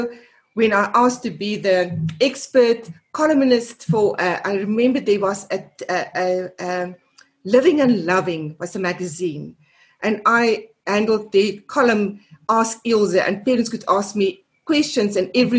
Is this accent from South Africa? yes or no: yes; South Africa; first language af; English is a second language; my mother tongue is Afrikaans. 90% of my work I do and I've done over the last 30 years is in English. All my writing is in English.